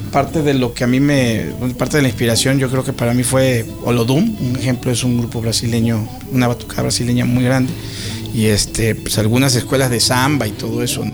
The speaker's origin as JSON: {"language": "Spanish", "town": "Juan Díaz Covarrubias", "region": "Veracruz", "country": "Mexico", "said": "soy de Juan Díaz Covarrubias"}